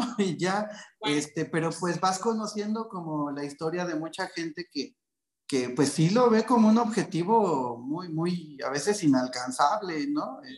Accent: Mexico City, Mexico; yo soy nacido en la Ciudad de México, de, familia, de familia japonesa

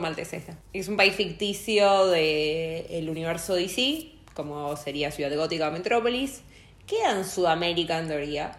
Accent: Argentina; soy argentina.

